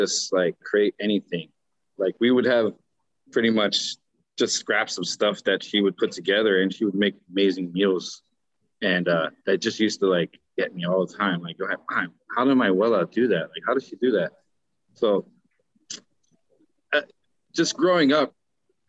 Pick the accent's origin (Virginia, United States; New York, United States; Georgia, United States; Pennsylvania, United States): Pennsylvania, United States; Bethlehem; I'm originally from Bethlehem, Pennsylvania, a small town. Just started working in the kitchen with my dad.